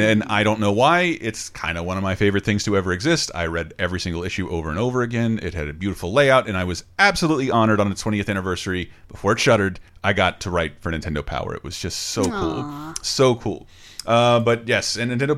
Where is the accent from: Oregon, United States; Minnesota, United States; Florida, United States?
Florida, United States; my home state of Florida